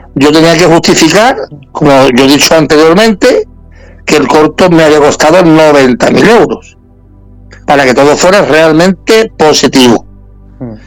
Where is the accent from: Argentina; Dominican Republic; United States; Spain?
Spain; La Línea de la Concepción, Andalusia; de mi pueblo, de la línea, somos los dos, somos los dos linenses.